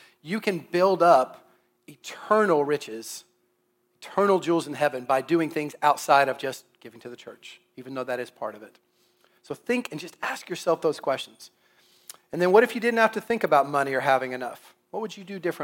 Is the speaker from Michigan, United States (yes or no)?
no; Kansas City, Missouri, United States; when I was growing up in Kansas City